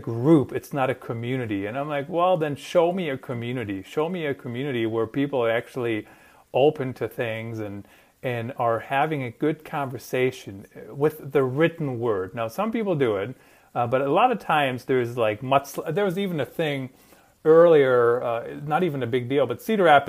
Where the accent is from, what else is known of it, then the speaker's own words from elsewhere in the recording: Germany; moved away; I grew up in Germany, and we're pretty to the point